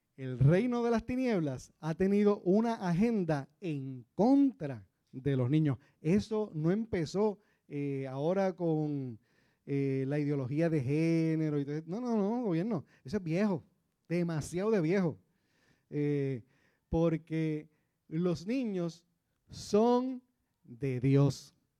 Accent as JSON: {"language": "Spanish", "country": "Puerto Rico"}